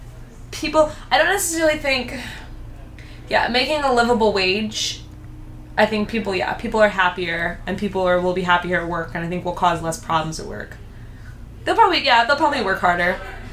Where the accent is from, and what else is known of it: United States